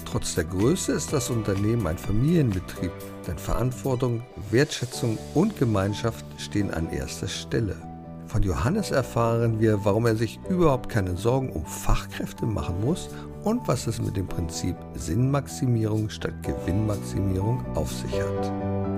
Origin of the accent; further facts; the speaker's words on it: Lower Saxony, Germany; Du kommst aus Niederösterreich, ich komme aus Niedersachsen.